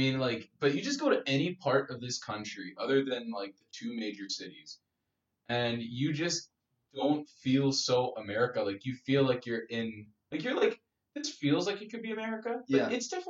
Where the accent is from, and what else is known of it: Canada